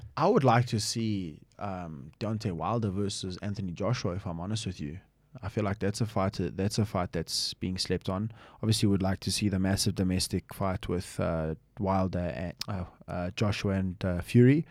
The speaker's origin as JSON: {"language": "English", "country": "United Kingdom", "tie": "born or raised there", "also_born_or_lived": "Manchester", "moved": "yes", "lives_now": "South Africa", "said": "I grew up in the U K for majority of my life"}